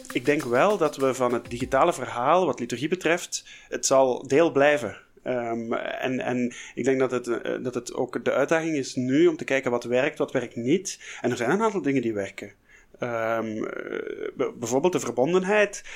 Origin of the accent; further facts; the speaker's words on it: Flanders, Belgium; bij ons in Vlaanderen